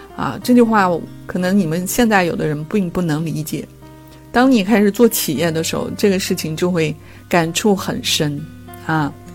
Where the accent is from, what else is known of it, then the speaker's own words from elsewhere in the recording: China; 我们中国人